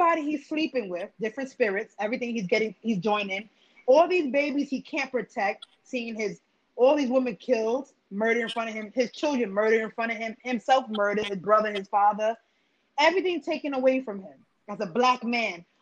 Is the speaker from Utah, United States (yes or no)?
no; Pennsylvania, United States; I grew up in Pennsylvania where we had KKKs on the corner of Route 115 and 209 split